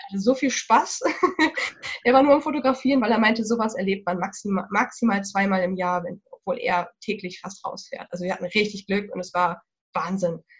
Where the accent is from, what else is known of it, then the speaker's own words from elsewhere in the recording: Germany; hier bei uns in Deutschland